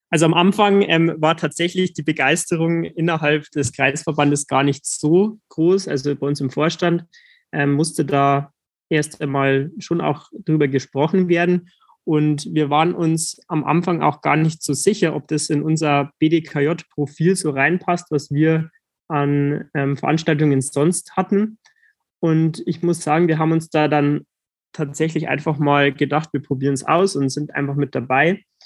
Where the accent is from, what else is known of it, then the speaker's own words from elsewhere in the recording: Landshut, Bavaria, Germany; bei uns in Landshut